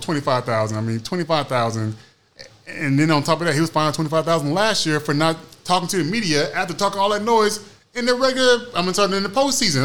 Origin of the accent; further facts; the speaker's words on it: Oklahoma City, Oklahoma, United States; I'm from Oklahoma City